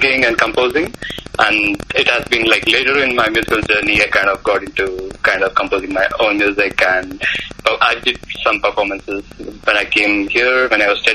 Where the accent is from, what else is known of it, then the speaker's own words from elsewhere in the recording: India; moved away as an adult; now in California, United States; I'm basically from India and probably spent my early life there. And I moved to U.S. like probably 5-6 years back